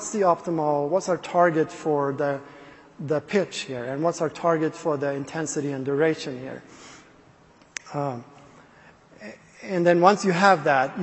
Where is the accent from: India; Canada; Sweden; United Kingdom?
Sweden; English is a second language; I'm not a native speaker, so I'm from Sweden